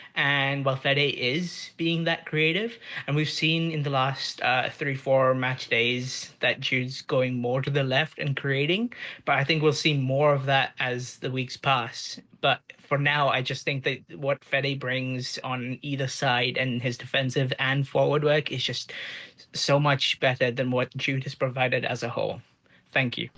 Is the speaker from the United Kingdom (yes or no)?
no; India; now in Toronto, Canada; I'm from India and I'm sending this in from Toronto.